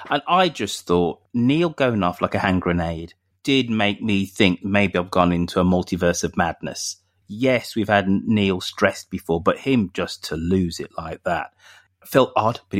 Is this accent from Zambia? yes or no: no; United Kingdom; maybe I'm being very British and being very stereotypical of our Gallic uh, neighbours